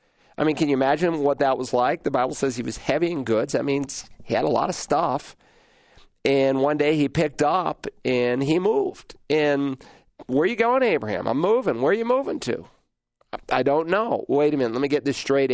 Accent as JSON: {"language": "English", "town": "Worcester", "region": "Massachusetts", "country": "United States", "tie": "born or raised there", "also_born_or_lived": "Lowell, Massachusetts", "moved": "yes", "said": "Born in Lowell, but moved to Worcester when I was 2 weeks old, and spent a good portion of my early years there."}